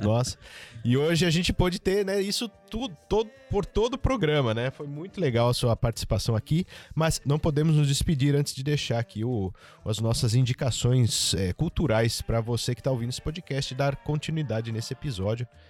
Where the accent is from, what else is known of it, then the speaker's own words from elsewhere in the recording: Jundiaí, São Paulo, Brazil; nasci em Jundiaí